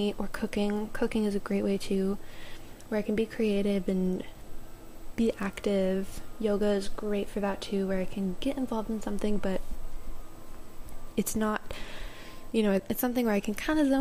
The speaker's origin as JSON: {"language": "English", "region": "Maryland", "country": "United States", "tie": "born or raised there", "moved": "yes", "said": "Back home in Maryland, I would go down to my hometown, like downtown area, and sit on the water"}